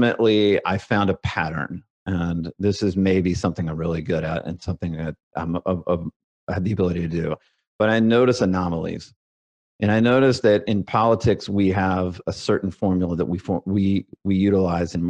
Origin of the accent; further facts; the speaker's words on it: Alabama, United States; I grew up, I'm a redneck from Alabama